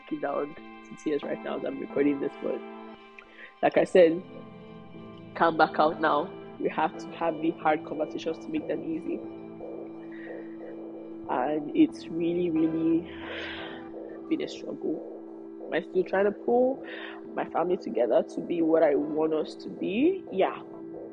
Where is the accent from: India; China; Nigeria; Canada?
Nigeria; being Nigerian is hard enough. Being a Nigerian firstborn is even harder, especially if you're a girl and you're Yoruba